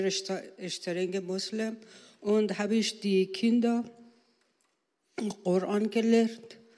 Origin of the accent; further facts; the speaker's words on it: Iran; born there; German is a second language; Ja, ich bin in Persien geworden. Und äh, ich habe äh, als Lehrerin in Arak, Isfahan und äh, Teheran gearbeitet.